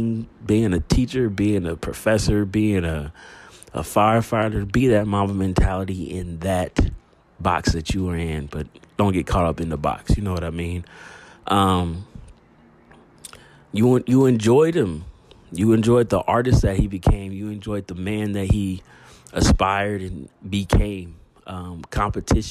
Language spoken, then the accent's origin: English; United States; Us here in the United States, being American